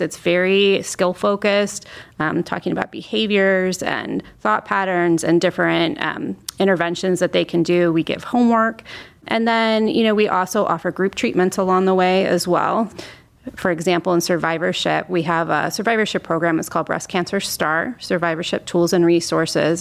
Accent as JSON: {"language": "English", "region": "Northeast Ohio", "country": "United States", "tie": "born or raised there", "said": "I'm an Ohio native, so I'm here from Northeast Ohio"}